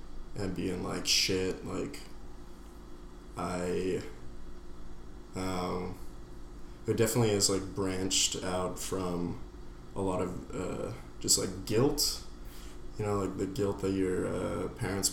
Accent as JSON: {"language": "English", "town": "New York City", "region": "New York", "country": "United States", "tie": "born or raised there", "said": "I'm from New York City. I'm from the deceased Upper East, which is like an awful neighborhood to grow up"}